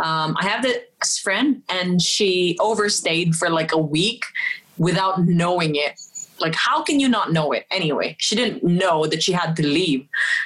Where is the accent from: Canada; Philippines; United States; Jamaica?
Philippines; for example, I'm Filipina and you're British